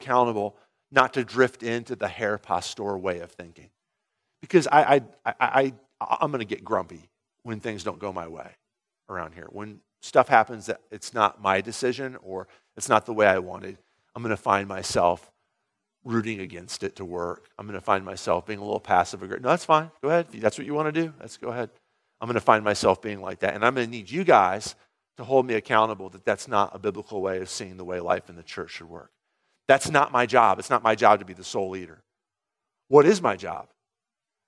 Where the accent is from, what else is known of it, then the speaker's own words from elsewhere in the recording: United States; all of us who are Americans